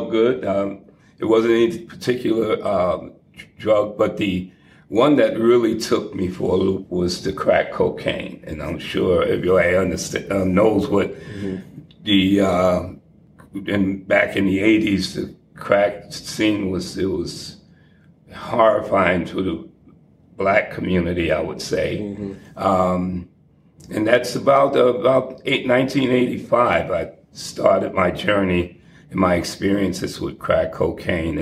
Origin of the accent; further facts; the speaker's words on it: New York City, New York, United States; also born or lived in Atlanta, Georgia; now in Boston, United States; I'm originally from Harlem, New York, 129th and St. Nicholas Avenue